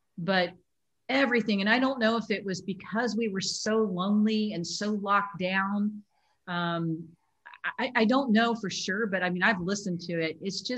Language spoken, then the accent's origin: English; Dallas, Texas, United States; And by the way … from Dallas